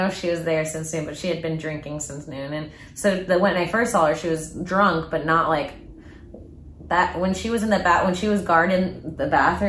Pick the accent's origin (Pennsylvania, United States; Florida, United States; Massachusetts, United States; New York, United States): Florida, United States; Palm Bay; I'm from Palm Bay, Florida.